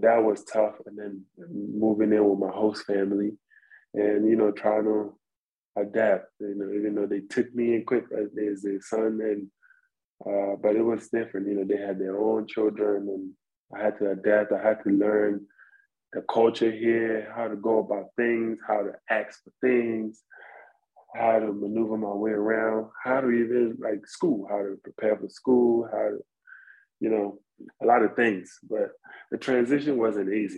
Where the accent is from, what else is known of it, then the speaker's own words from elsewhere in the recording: Ghana; moved away; I'm from Africa, I'm from Ghana.